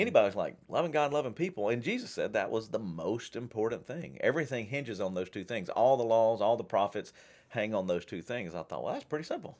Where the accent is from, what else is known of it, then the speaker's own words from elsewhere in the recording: Shreveport, Louisiana, United States; where I grew up in Shreveport